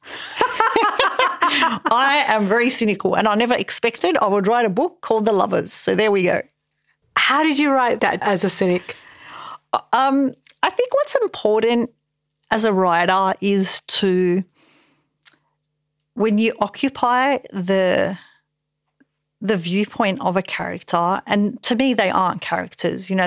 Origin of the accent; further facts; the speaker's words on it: Parramatta, New South Wales, Australia; I'm from Parramatta